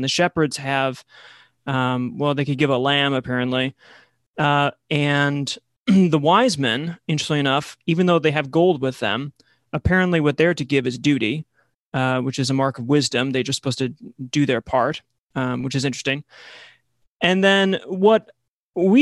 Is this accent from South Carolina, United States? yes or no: no; Buffalo, New York, United States; I grew up in Buffalo, New York